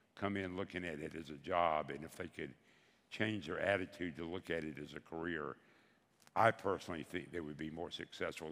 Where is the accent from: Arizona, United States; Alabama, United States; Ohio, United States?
Alabama, United States; Bessemer; I'm from Bessemer, Alabama.